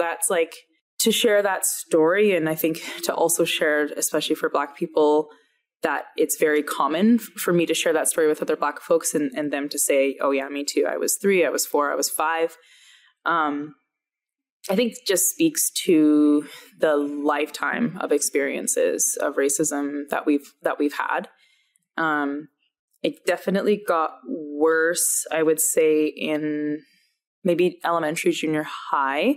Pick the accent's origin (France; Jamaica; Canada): Canada; Alberta; growing up in Alberta